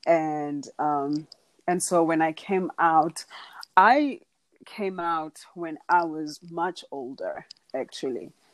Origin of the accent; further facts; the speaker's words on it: Dala, Eastern Cape, South Africa; But I am from South Africa. I'm from a small town called Dala in the Eastern Cape. Um, I was raised by my grandparents.